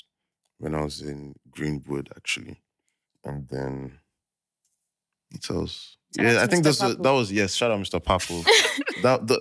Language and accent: English; Lagos, Nigeria; I grew up in Bagada